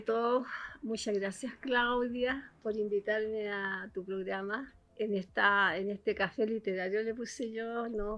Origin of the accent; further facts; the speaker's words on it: Antofagasta, Chile; yo me crié en Antofagasta